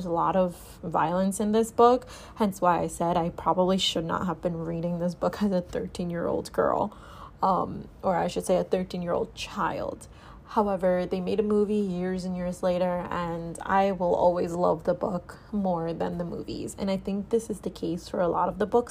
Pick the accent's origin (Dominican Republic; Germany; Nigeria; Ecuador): Dominican Republic; We grew up together in the Dominican Republic